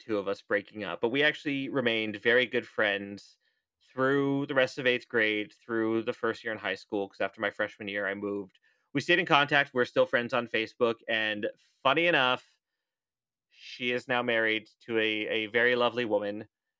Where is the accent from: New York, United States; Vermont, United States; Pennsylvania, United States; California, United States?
California, United States; Cayucos; I grew up in Cayucas, but our high school was in Cambria, which is the next town over